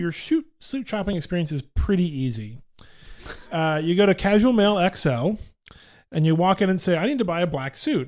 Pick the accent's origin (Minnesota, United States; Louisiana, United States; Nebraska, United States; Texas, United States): Texas, United States; Dallas; I grew up in Dallas